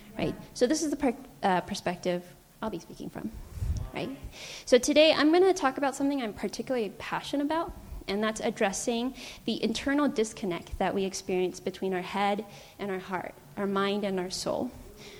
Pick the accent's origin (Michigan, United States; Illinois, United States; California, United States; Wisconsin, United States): California, United States; San Francisco; I was born and raised in San Francisco